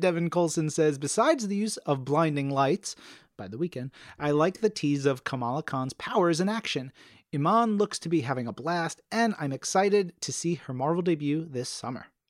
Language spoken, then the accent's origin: English; New York, United States